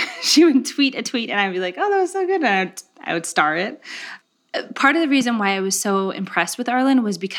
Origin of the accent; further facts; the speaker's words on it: Gilroy, California, United States; I grew up in Gilroy. Garlic capital of the world.